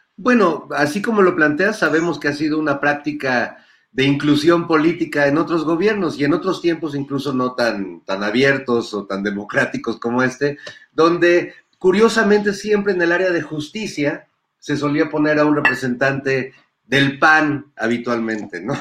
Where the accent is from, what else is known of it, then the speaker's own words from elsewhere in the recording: Mexico; de nosotros como, como pueblo mexicano